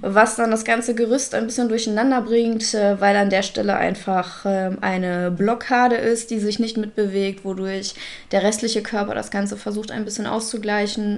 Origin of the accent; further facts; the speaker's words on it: Russia; now in Germany; ich als äh, Russin